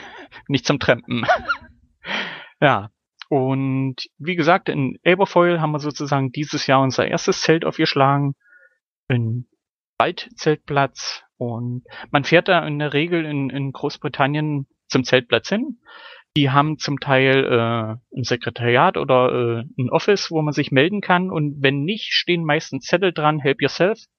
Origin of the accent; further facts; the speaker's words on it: Germany; moved away; Also ich, ich kenne das noch aus meiner Jugend in Deutschland, dass das eine Möglichkeit war, aber mittlerweile halt nicht mehr.